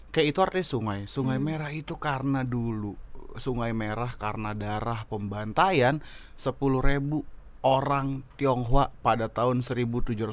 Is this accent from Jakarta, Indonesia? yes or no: yes; Jakarta, Indonesia; gue gede di Glodok, bokap gue Cina